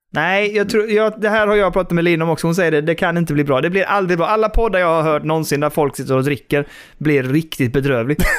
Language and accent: Swedish; Västra Karup, Skåne, Sweden; min uppväxt där ute på landet liksom i Västra Karup